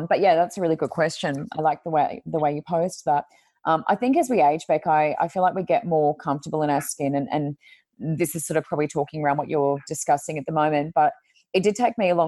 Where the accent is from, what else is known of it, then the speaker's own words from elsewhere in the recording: Queensland, Australia; also born or lived in New South Wales; we moved from New South Wales to Queensland, so that was going into year six. So I moved when I was in year five, finished year five.